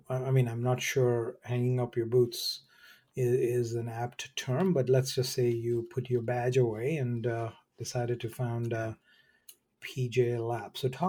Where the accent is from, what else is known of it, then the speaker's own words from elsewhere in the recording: Mumbai, Maharashtra, India; and believe me, growing up in Bombay, I always thought the lyrics were secret Asian man, but it's not.